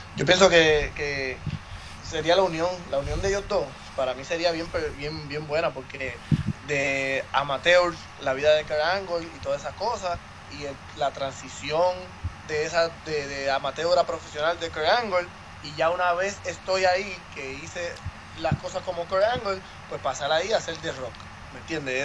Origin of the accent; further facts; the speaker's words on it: Puerto Rico; yo soy el único puertorriqueño